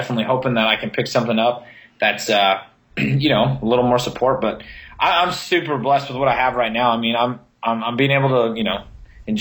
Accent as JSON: {"language": "English", "region": "Montana", "country": "United States", "said": "I'm from Montana."}